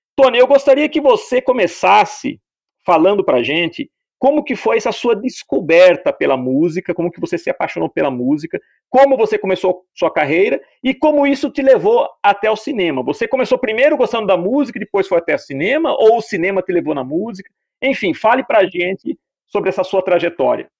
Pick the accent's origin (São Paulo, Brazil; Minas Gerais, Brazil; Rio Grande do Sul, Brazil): São Paulo, Brazil; Piracicaba; moved away; Eu também nasci em Piracicaba, fiquei em São Paulo